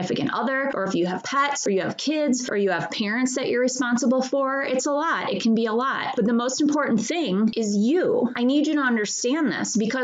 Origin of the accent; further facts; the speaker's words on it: Midwest, United States; where I grew up in the Midwest